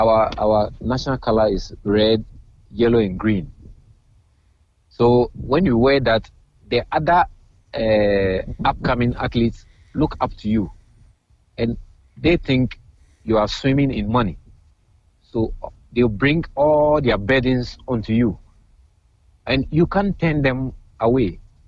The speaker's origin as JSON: {"language": "English", "country": "Ghana", "lives_now": "Queens, United States", "said": "I'm a Ghanaian, I live in Queensland, right?"}